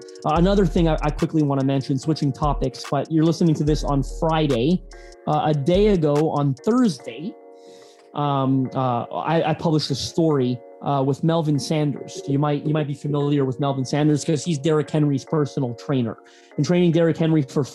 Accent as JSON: {"language": "English", "country": "Canada", "said": "you can tell I'm Canadian"}